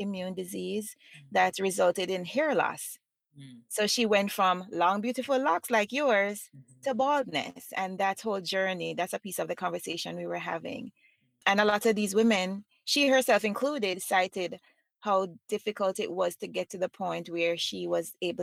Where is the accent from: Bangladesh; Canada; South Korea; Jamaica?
Jamaica; as a Jamaican